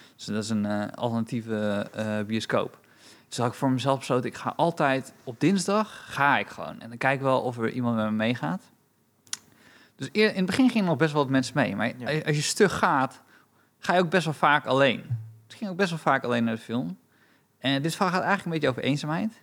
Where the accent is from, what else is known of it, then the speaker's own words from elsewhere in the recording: Romania; now in Netherlands; ik ben Roemeens